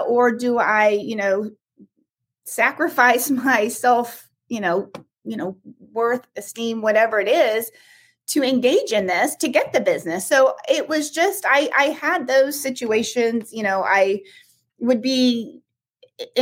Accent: Midwest, United States; I was from the Midwest, so I was wired to be nice

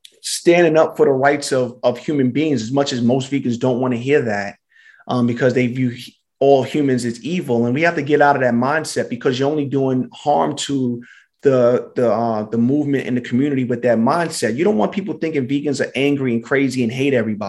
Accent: New York City, New York, United States; I'm from Brooklyn. I'm from East Flatbush.

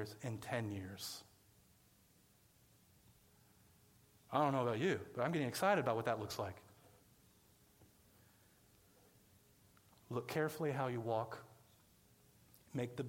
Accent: Johnson County, Kansas, United States; moved away as an adult; I grew up in Johnson County.

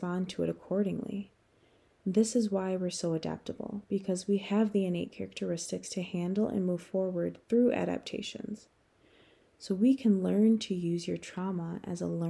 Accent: United States; moved away as an adult; Being an American

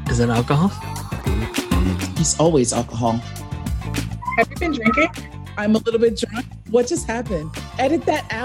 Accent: New York, United States; accent: New York; moved away; my New York accent is on display out here.

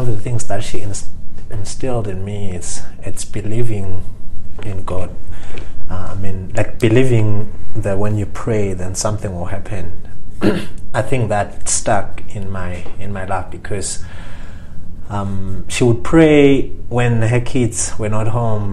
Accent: Lavumisa, Shiselweni, Eswatini; I grew up in Swaziland. I've lived in Swaziland pretty much my whole life. So I grew up in a little town called Lavamisa in the southern part of Swaziland

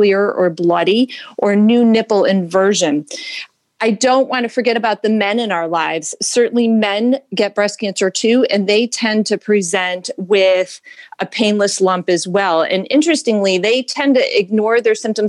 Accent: Syracuse, New York, United States; moved away as an adult; also born or lived in Ithaca, New York; now in Cleveland, United States; I was born in Syracuse, New York

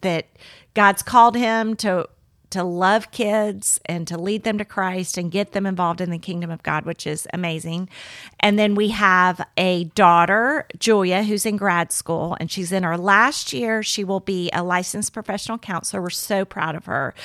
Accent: Miami, Florida, United States; moved away; I grew up in Miami, Florida

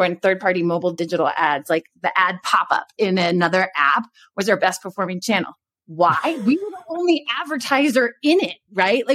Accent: Texas, United States; moved away; also born or lived in New York; I grew up in Texas.

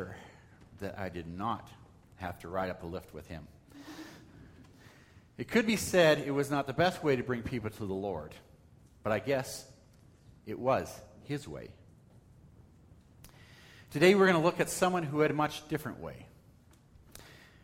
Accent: Calgary, Alberta, Canada; when I was a teenager growing up in Calgary

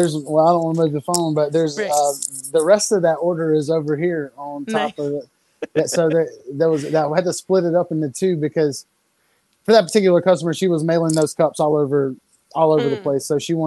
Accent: the South, United States; So I'm from the South

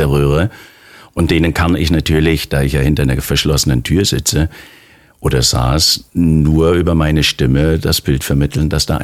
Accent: Baden-Württemberg, Germany; born there; Ich bin gebürtiger Schwabe

